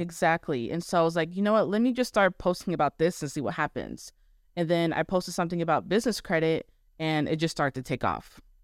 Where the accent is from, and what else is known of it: Arizona, United States; born or raised there; moved away as an adult; now in Texas, United States